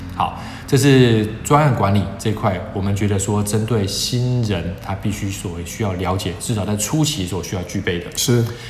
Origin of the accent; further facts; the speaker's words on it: Taiwan; 我相信可能会是大部分台湾的学生的痛。我们从很小就开始学这件事情了